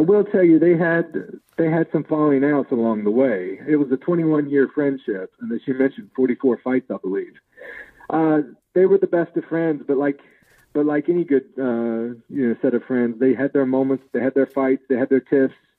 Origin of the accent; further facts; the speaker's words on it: West Virginia, United States; we grew up in West Virginia